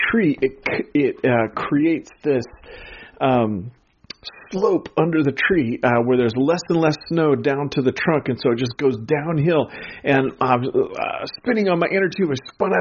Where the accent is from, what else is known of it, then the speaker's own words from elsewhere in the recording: Pacific Northwest, United States; growing up in the Pacific Northwest, we lived just over an hour's drive from Mount Hood